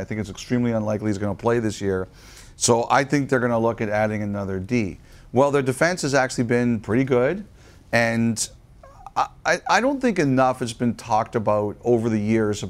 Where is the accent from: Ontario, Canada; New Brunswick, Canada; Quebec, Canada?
Ontario, Canada; Toronto; I grew up in Toronto